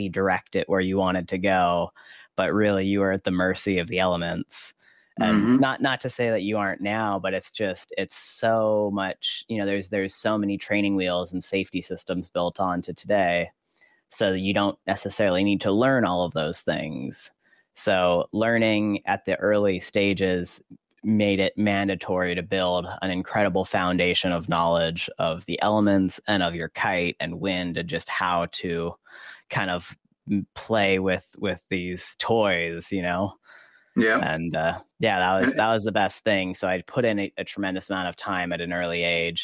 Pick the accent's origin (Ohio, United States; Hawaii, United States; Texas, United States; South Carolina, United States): Hawaii, United States; Maui; I grew up here on Maui in Hawaii